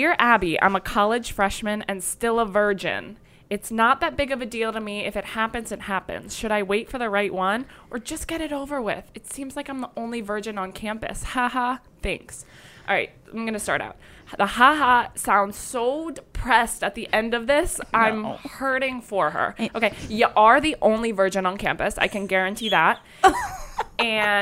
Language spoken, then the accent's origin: English; New Jersey, United States; also born or lived in Miami; I'm from New Jersey. The big NJ, not South Jersey